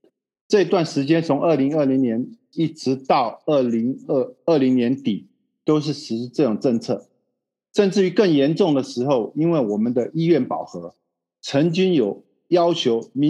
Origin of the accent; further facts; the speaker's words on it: Taiwan; now in Brazil; 我是一九七六年从台湾来到巴西的，来到巴西以后是跟着母亲过来的，然后之后就开始在餐厅打工